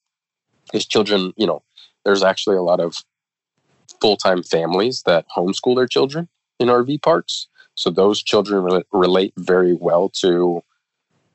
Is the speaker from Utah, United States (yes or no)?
no; Kansas, United States; moved away; back to Kansas to read to the elementary schools in my hometown